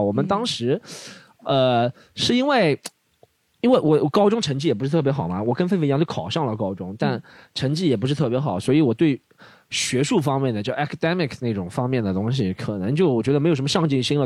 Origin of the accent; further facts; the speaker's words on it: Shanghai, China; also born or lived in Melbourne; 我们上海人